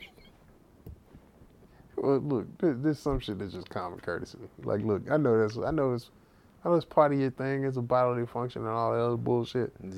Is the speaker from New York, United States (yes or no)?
no; Texas, United States; accent: heavy Texas; I have a heavy Texas, Texas accent